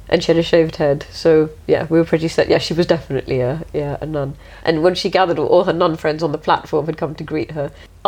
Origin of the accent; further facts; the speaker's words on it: England, United Kingdom; I don't actually live in India, I'm English